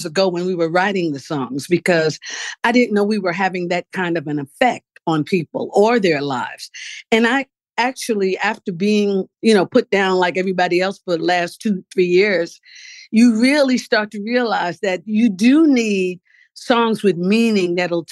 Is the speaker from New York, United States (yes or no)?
yes; New York City, New York, United States; I was born in New York